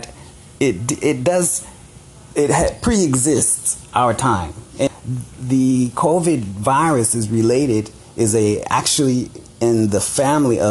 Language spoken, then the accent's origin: English; Los Angeles, California, United States; I'm from South Central L.A.